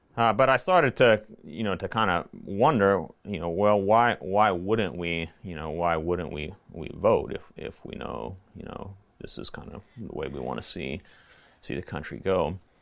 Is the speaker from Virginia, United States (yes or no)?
yes; Lynchburg, Virginia, United States; moved away as an adult; also born or lived in Montgomery, Indiana / Brooklyn, New York; now in Lancaster, Pennsylvania, United States; I grew up in the Lynchburg, Virginia area. Uh, lived there from nineteen seventy-nine to about two thousand. I grew up there